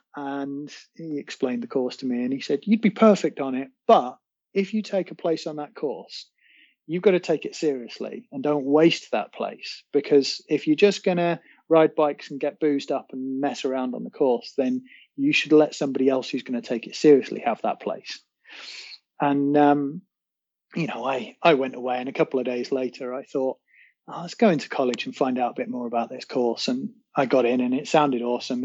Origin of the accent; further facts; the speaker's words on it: North Wales, United Kingdom; I guess North Wales has been home for at least two thirds of my life